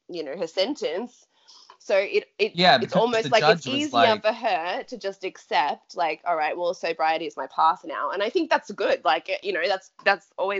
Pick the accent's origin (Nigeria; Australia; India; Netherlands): Australia; And we grew up in Australia